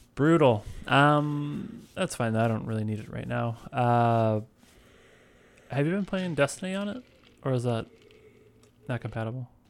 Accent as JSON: {"language": "English", "town": "St. Louis", "region": "Missouri", "country": "United States", "said": "where I come from, um, I'm from Saint Louis."}